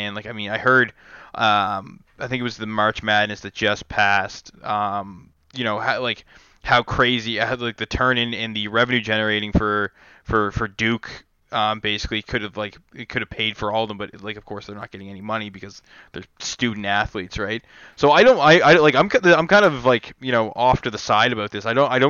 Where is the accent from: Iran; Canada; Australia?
Canada; I'm Canadian